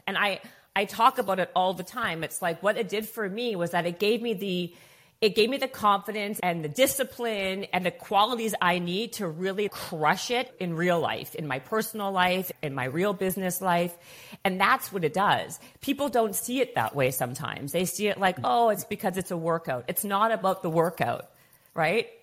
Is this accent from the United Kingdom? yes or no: no; Canada; moved away as an adult; now in Los Angeles, United States; I'm from Canadian